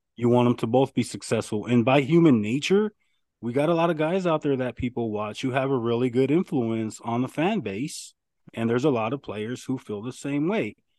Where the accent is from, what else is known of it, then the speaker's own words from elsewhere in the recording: Arizona, United States; I'm from Arizona